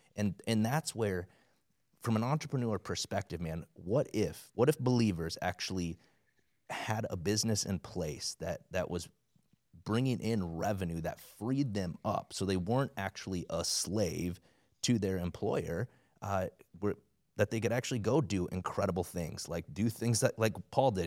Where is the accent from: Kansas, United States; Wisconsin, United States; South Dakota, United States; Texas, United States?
South Dakota, United States; I grew up in South Dakota, like, everybody's you know, a Christian, supposedly